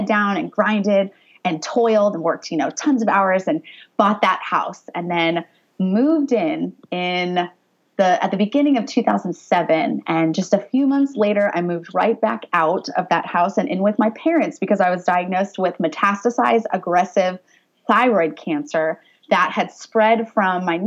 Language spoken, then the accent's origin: English; Orange County, California, United States; also born or lived in Pennsylvania; I grew up in Orange County, got a softball scholarship to play at Penn State, so moved all the way across the country